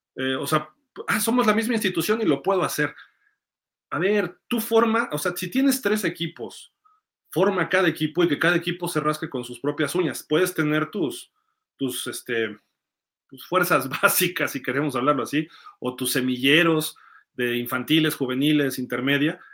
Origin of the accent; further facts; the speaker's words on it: Mexico City, Mexico; yo soy chilango